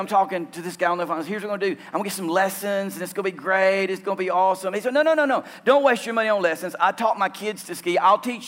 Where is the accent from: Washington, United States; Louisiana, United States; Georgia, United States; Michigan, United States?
Louisiana, United States; moved away as an adult; also born or lived in Romania; I grew up in Louisiana